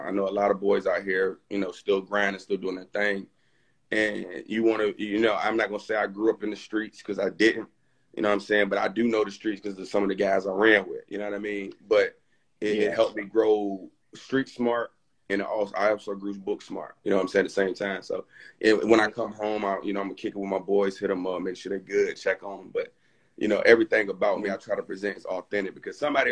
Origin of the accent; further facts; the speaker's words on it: Franklin, Virginia, United States; originally, I'm from Franklin, Virginia